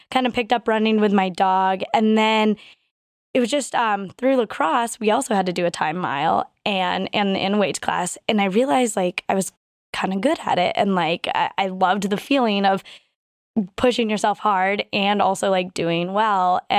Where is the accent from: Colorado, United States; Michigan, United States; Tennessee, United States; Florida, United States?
Colorado, United States; Colorado Springs; Um, so I grew up mostly in Colorado Springs, Colorado here. Um, my dad was in the Air Force, so we moved around a little bit.